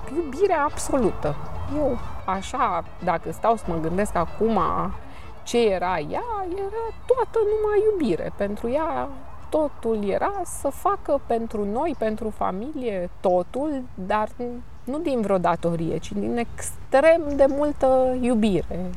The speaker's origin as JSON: {"language": "Romanian", "country": "Romania", "said": "sunt româncă"}